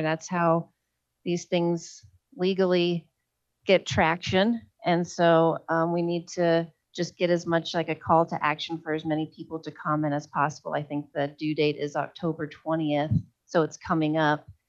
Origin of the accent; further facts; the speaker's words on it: Oklahoma, United States; now in Colorado, United States; my home state of oklahoma